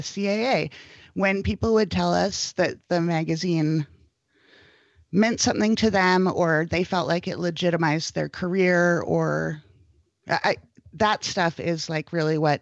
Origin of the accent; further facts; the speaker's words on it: Berkeley, California, United States; I grew up in Berkeley, California, not very far from the original Pete's